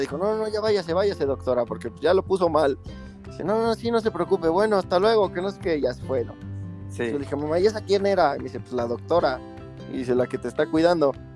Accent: San Martín Texmelucan, Puebla, Mexico; Soy originario de San Martín Texmelucan, toda mi vida he vivido aquí

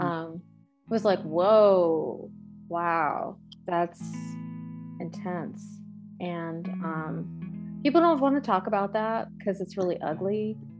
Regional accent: East Coast, United States; moved away as an adult; now in California, United States; I'm from the East Coast and we've only lived out here in California for three years

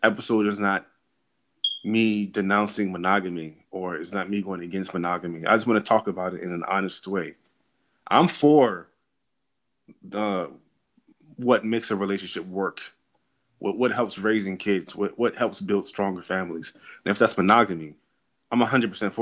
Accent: United States; Us being American-born Africans, right, whose families come directly from our African countries.

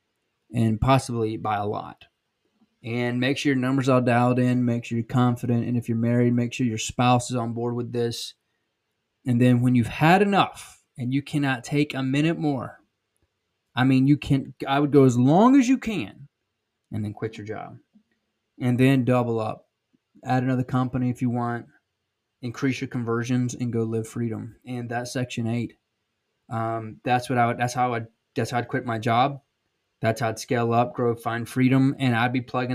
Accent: South Georgia, United States; accent: Southern; I'm from South Georgia

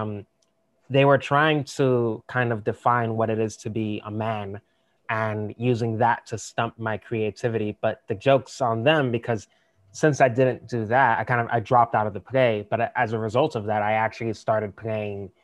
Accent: New York City, New York, United States; I'm also born and raised in New York

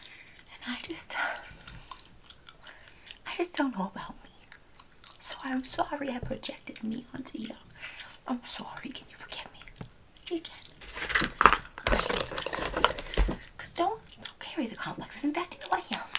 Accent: Kentucky, United States; now in New Jersey, United States; I grew up in Kentucky. And I came to Jersey. And now, I don't know what my accent is.

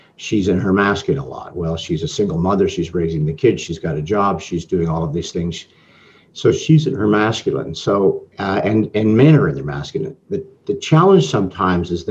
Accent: Toronto, Ontario, Canada; I'm Canadian, I'm from Toronto.

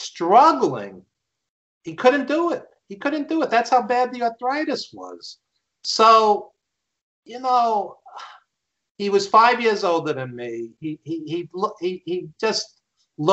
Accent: New York City, New York, United States; accent: Brooklyn; He's from Brooklyn, like me, as you could tell from my accent

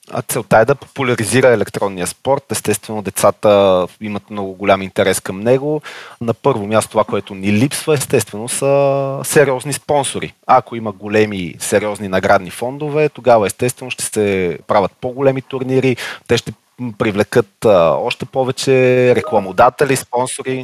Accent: Sofia, Sofia City, Bulgaria; на 34 години, от София съм.

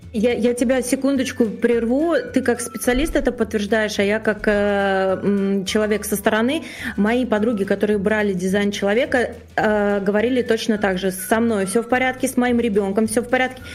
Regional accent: Saint Petersburg, Russia; я, как и вежливая петербурженка

